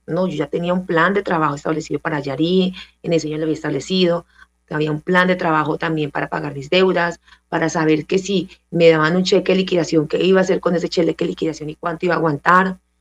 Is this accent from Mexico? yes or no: no; San Vicente del Caguán, Caquetá, Colombia; yo soy caqueteña, yo soy de la Amazonía colombiana, nací en San Vicente del Caguán, Caquetá